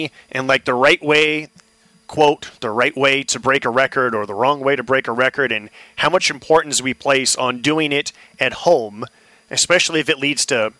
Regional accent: Oakland, California, United States; I'm from Oakland.

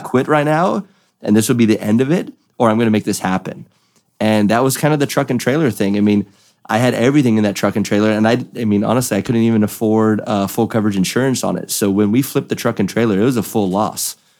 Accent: California, United States; I'm from California

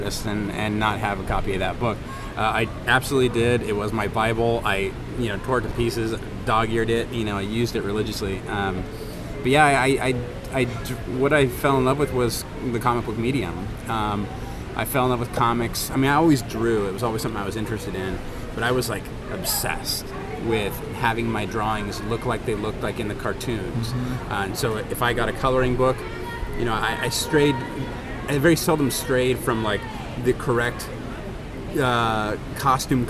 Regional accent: Orange County, California, United States; I grew up here in Orange County

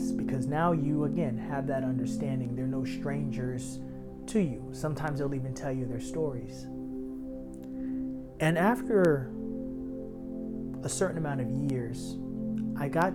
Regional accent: New York City, New York, United States; As a child growing up in Harlem

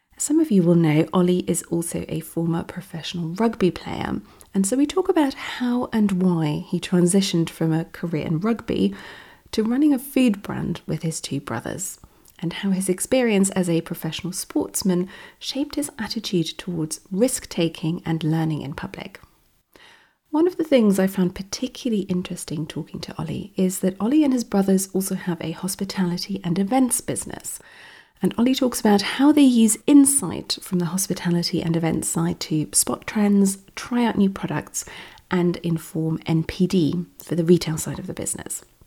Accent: Germany; moved away; I grew up in Germany. We are not a rugby nation

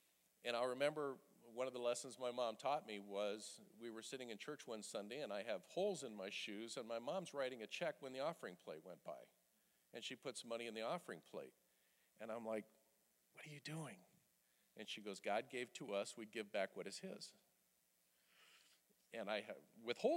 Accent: Nebraska, United States; I was born in Nebraska into a Mennonite community

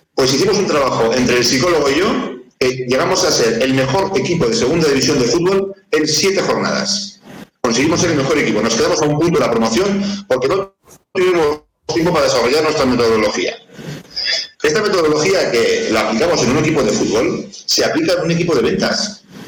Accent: Navarre, Spain; el equipo de fútbol de, mi tierra

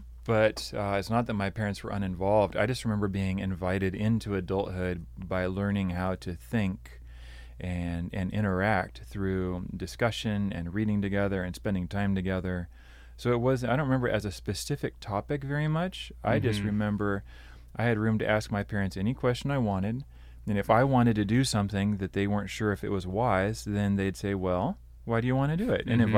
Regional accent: Brazil; also born or lived in Pacific Northwest, United States; Yeah, I grew up in Brazil. I'm a missionary kid. My parents were teaching at a seminary training pastors. Most of my years were spent there, a little bit in the Pacific Northwest.

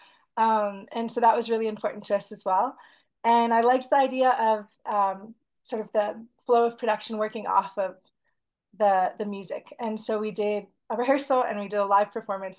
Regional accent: United States; also born or lived in Havana, Cuba; I'm American, Iranian American.

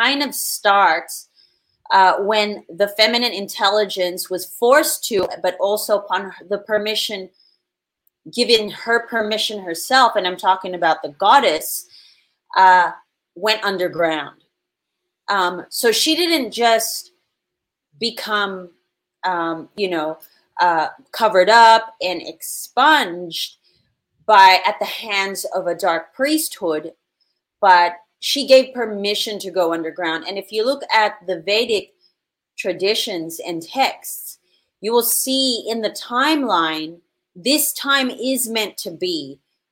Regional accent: Philippines; I was born in the Philippines with Spanish and Filipino parents

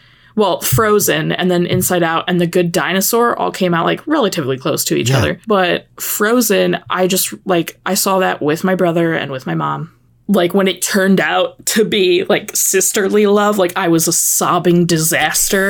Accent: Chicago, Illinois, United States; I grew up in the Chicagoland area

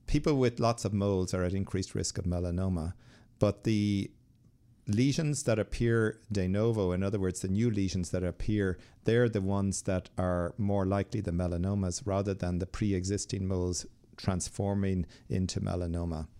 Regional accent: Ireland; I'm from Ireland

